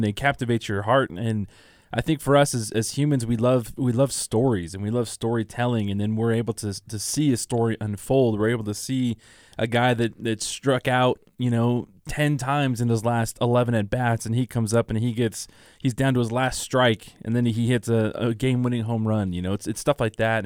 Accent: Southern California, United States; growing up in Southern California, we were a U C L A, uh, we were a U C L A family

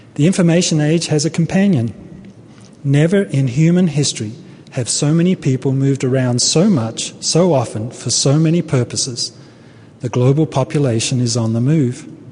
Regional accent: Australia; moved away as an adult; also born or lived in Brisbane, Australia; now in United States; I come from Australia

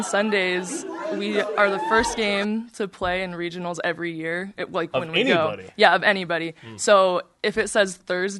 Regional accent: Arizona, United States; now in Utah, United States; I would have preferred Arizona because I'm from Arizona.

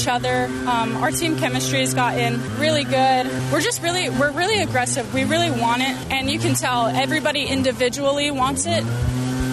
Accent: Laie, Hawaii, United States; moved away; also born or lived in Honolulu / Sunset Beach, North Shore, Oahu; So I was born in Honolulu, and I grew up on the North Shore over in Sunset, but I spent most of my time over here in the Laie area

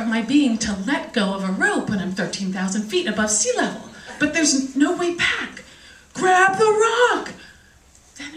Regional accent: Washington, District of Columbia, United States; I'm from Washington, D.C.

